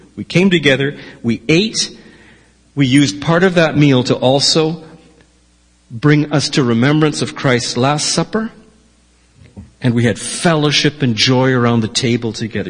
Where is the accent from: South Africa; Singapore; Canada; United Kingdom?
Canada; Victoria, British Columbia; I was born in the Jubilee Hospital